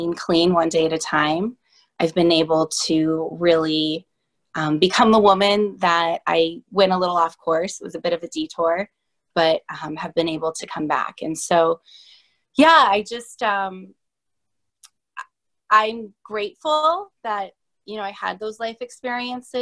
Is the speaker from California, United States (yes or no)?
yes; San Diego, California, United States; now in Boston, United States; I am originally from the West Coast, San Diego, and I reside in Boston now